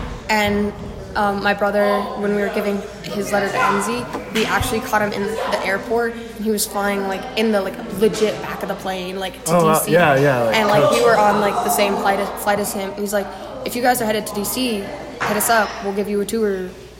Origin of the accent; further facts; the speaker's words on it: Gillette, Wyoming, United States; Well, I'm from a place with oil and coal.